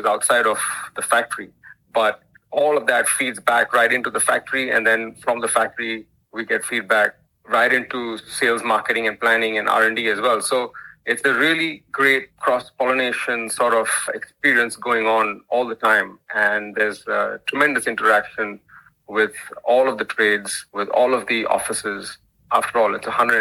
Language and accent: English; India; moved away as an adult; also born or lived in United States; now in Australia; I grew up in India as a poor academic student